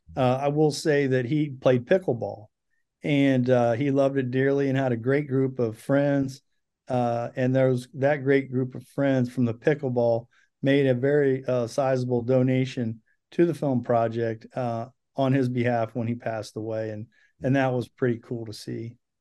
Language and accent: English; Ohio, United States; born or raised there